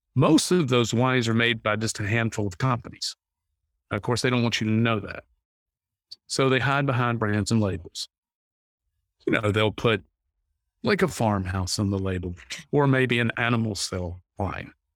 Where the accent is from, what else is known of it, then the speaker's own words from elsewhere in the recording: North Carolina, United States; I grew up in North Carolina